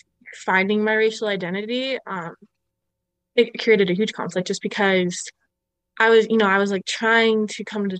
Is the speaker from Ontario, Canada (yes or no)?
yes; Ottawa, Ontario, Canada; moved away as an adult; also born or lived in Utah; growing up in Ottawa